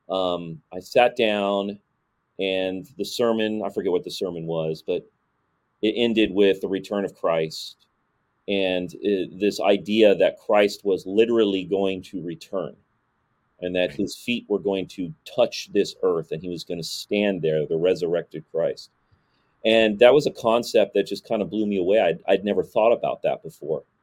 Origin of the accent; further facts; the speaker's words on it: San Diego, California, United States; also born or lived in Los Angeles; So I didn't actually grow up in Los Angeles. I grew up in San Diego.